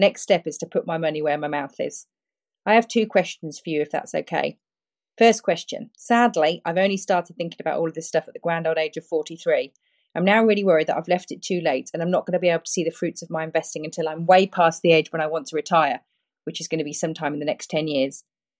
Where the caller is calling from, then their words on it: Perth, Western Australia, Australia; Hi, Preston and Stig. … I'm contacting you from Perth, Australia.